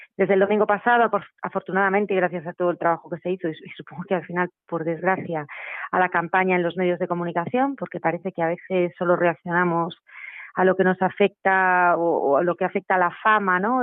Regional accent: Spain; Nosotros estamos en España y somos españoles

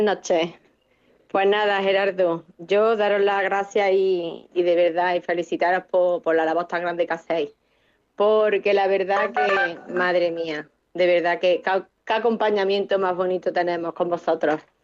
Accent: Córdoba, Andalusia, Spain

